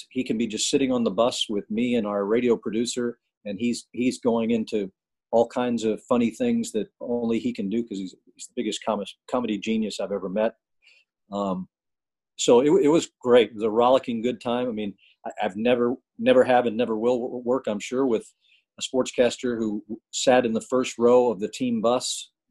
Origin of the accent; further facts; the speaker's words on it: Atlanta, Georgia, United States; moved away as an adult; also born or lived in Milwaukee; this was my hometown